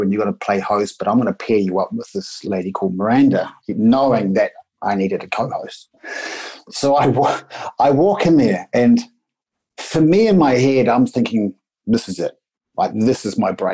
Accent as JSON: {"language": "English", "country": "New Zealand", "accent": "Kiwi", "moved": "yes", "lives_now": "Australia", "said": "I'm a Kiwi. This is a Kiwi accent."}